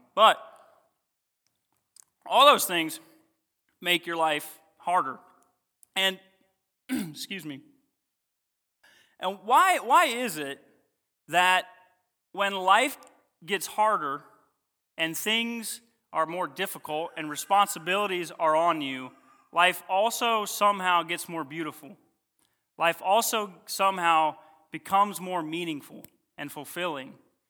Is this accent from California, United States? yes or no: no; Ohio, United States; I am originally from Ohio, came down to do GCBI, met my beautiful wife.